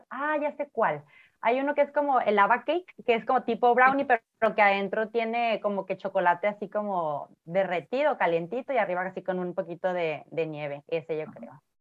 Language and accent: Spanish; Ciudad Obregón, Sonora, Mexico; born there; now in Tijuana, Mexico; eh, soy bueno, nací en Ciudad Obregón, Sonora, pero actualmente vivo en Tijuana, tengo 36 años.